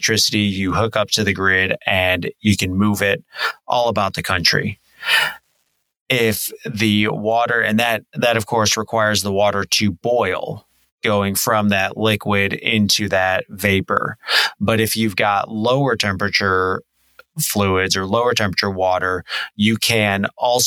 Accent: Illinois, United States; I grew up in Illinois in a small town called Shanahan

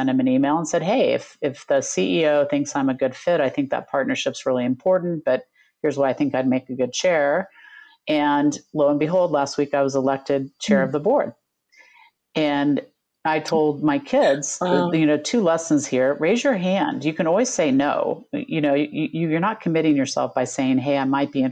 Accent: United States; now in Australia; being an American

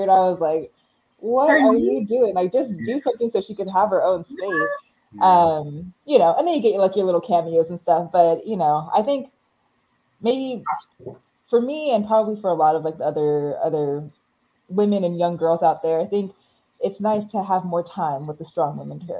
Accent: California, United States; born there; also born or lived in Montreal / Seattle / Houston / Honolulu; okay, so where I'm from is a little tricky. I was

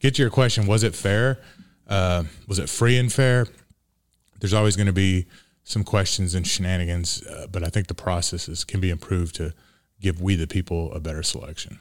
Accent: Montgomery County, Texas, United States; I'm from Montgomery County, Texas

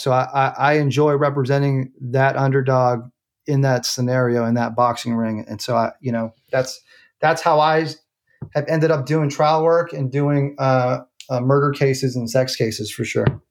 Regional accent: San Francisco, California, United States; moved away as an adult; now in Oakland, United States; I grew up in San Francisco. I was born in the city, went to high school out there

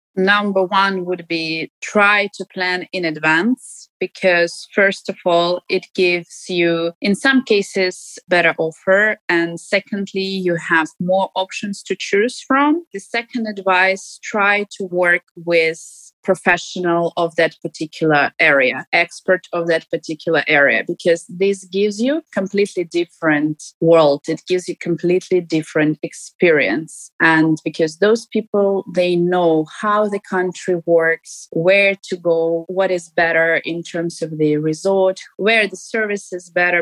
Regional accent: Ukraine; now in Dubai, United Arab Emirates; Since I live abroad and I don't live in my home country

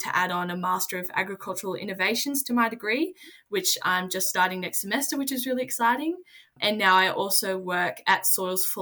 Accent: Orange, New South Wales, Australia; I grew up in Orange, New South Wales

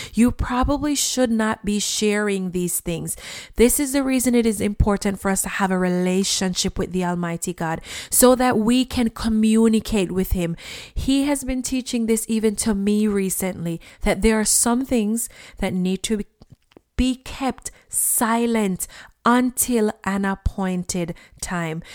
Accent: Jamaica; when I was a child growing up in Jamaica

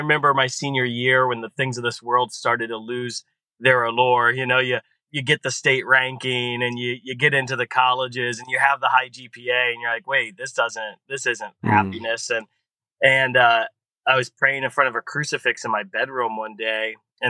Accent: Columbus, Ohio, United States; I grew up in Columbus and grew up in an amazing Catholic family.

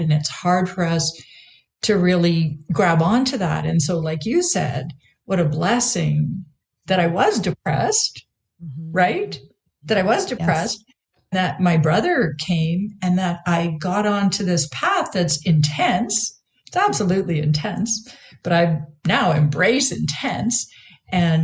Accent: Canada; moved away as an adult; also born or lived in Vancouver, Canada / Victoria, Canada; now in United States; I being Canadian at the time, I was living in Vancouver

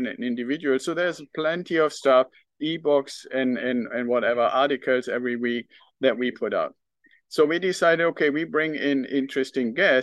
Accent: Northern Germany, Germany; accent: German; English is a second language; also born or lived in United Kingdom; now in United States; I still have some of my German accent left. And I was actually born in a part of Germany, in northern Germany

